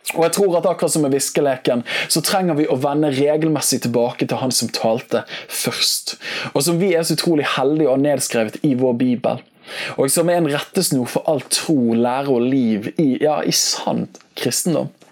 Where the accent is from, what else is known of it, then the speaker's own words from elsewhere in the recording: Bergen, Vestland, Norway; jeg vokste opp med her i Bergen